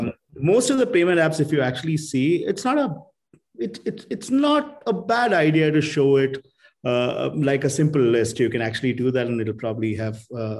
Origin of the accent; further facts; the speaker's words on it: Kerala, India; I grew up in Kerala.